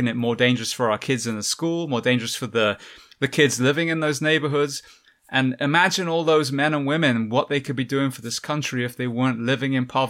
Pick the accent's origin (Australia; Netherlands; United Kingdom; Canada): United Kingdom; England; the NHS, I came from England, an amazing system.